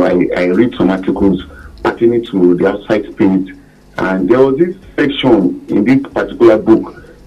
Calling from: Bodija, Oyo, Nigeria; calling from Bodija.

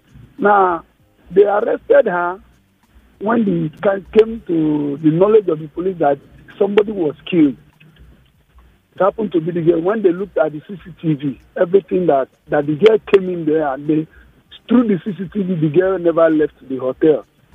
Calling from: Indonesia

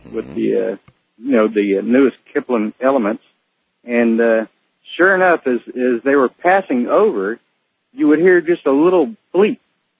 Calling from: College Station, Texas, United States; I'm calling from College Station, Texas.

